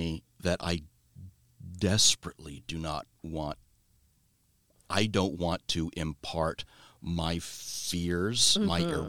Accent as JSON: {"language": "English", "town": "Rumbai", "region": "Riau", "country": "Indonesia", "tie": "born there", "said": "So I was born overseas. I was born in Southeast Asia. And we lived in this little village called Rumbai on the island of Sumatra in Indonesia."}